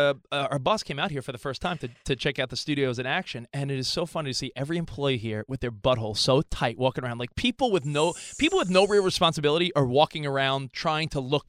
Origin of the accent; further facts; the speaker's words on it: Long Island, New York, United States; moved away; also born or lived in Hoboken, New Jersey; I grew up on Long Island, lived in Hoboken for a long time.